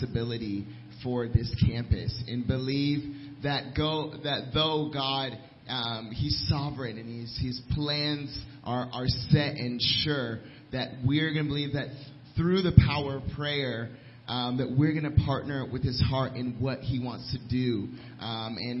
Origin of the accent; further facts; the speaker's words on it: Washington, District of Columbia, United States; moved away as an adult; also born or lived in Nairobi, Kenya; now in Lynchburg, United States; I'm from the Washington D.C. area